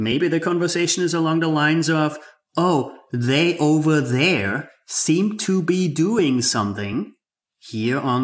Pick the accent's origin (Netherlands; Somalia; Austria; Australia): Austria; moved away; I grew up in Austria